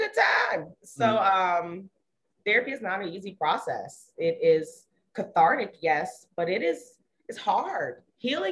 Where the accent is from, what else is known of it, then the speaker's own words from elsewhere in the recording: Maryland, United States; we're still from Maryland